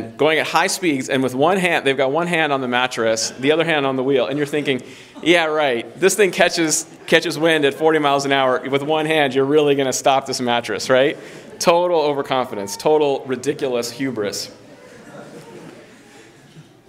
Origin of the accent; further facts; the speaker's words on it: Southern California, United States; I remember growing up in Southern California, that's where I'm from